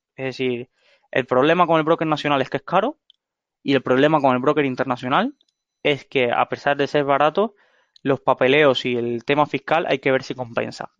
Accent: Cuba; moved away as an adult; now in Spain; soy de Cuba, viví veinte años ahí

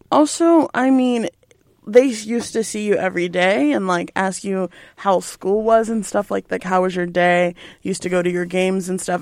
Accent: Belton, Texas, United States; moved away as an adult; I'm from Belton

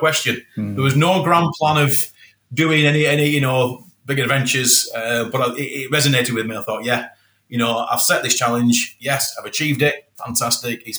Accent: Moorside, United Kingdom; children growing up in Moorside

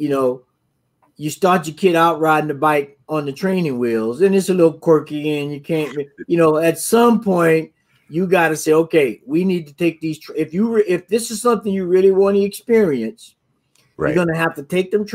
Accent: the South, United States; my experience growing up in the South

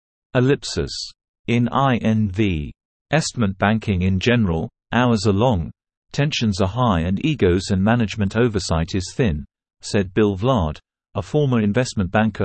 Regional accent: Canada

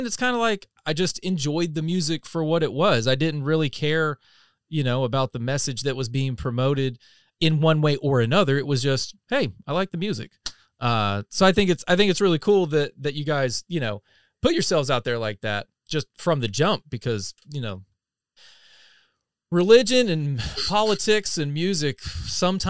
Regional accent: North Carolina, United States; I'm from North Carolina, you know, dead center

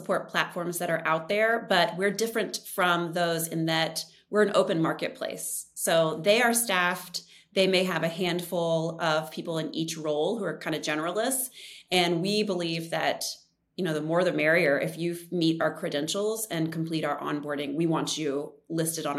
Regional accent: Richmond, Virginia, United States; moved away as an adult; we moved back right before the pandemic started to my hometown, Richmond, Virginia

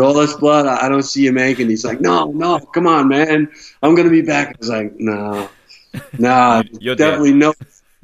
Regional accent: New York City, New York, United States; I come from What's the Matter You? You know, Brooklyn

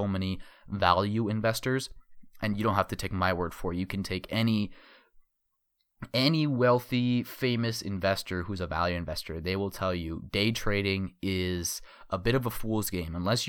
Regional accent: Arizona, United States; my home state, yes, home state of Arizona, I live in Phoenix

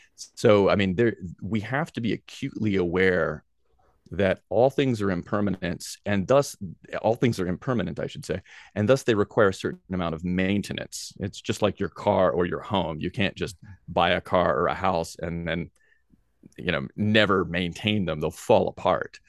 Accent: Nashville, Tennessee, United States; moved away as an adult; also born or lived in Greenville, South Carolina / Hawaii; I grew up in Nashville, Tennessee

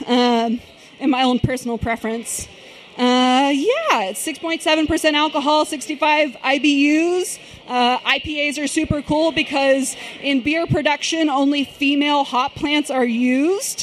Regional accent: Sherman, Texas, United States; moved away as an adult; now in Dallas, United States; I'm from Sherman, Texas. That's a town, yes, ma'am, that's a town an hour north of Dallas

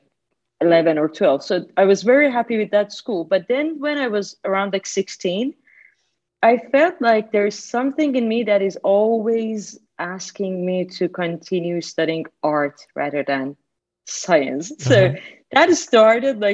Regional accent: Iran; moved away as an adult; now in Italy; I was born in Iran. Mm. 35 years ago. And for like 23 years, I was there

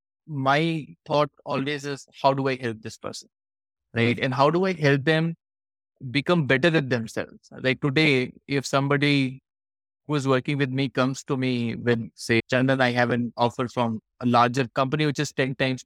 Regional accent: Varanasi, Uttar Pradesh, India; Varanasi, which I love, of course, it is my hometown

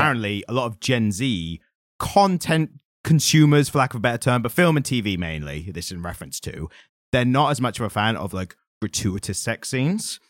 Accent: United Kingdom; as British people

